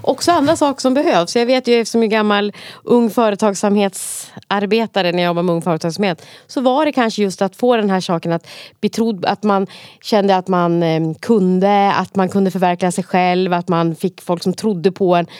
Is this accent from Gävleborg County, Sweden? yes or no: yes; Gävle, Gävleborg County, Sweden; Om man har växt upp på fritidsgård själv, vilket jag har gjort då, på Brynjan på Brynäs